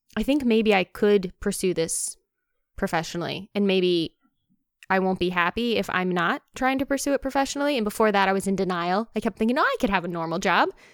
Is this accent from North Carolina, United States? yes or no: yes; North Carolina, United States; moved away as an adult; also born or lived in Baton Rouge, Louisiana / Ohio; I grew up in North Carolina